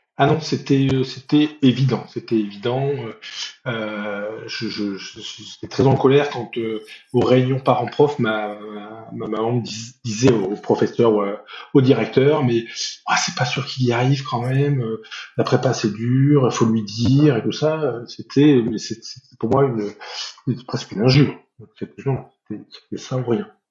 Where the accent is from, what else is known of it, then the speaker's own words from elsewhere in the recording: Nord, Hauts-de-France, France; je suis originaire du Nord